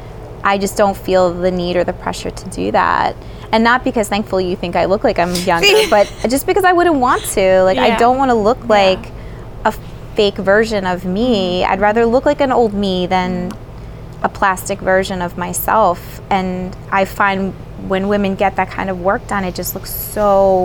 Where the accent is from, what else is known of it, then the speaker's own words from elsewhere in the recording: North Wales, Pennsylvania, United States; I grew up in North Wales, you know, Lansdale area.